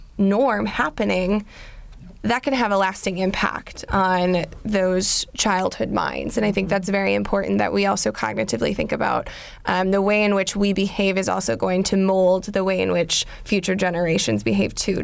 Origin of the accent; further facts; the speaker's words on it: Wisconsin, United States; I'm from Wisconsin